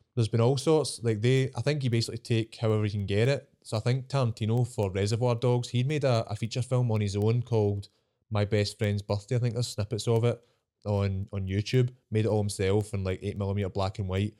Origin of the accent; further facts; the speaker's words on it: Scotland, United Kingdom; I'm Scottish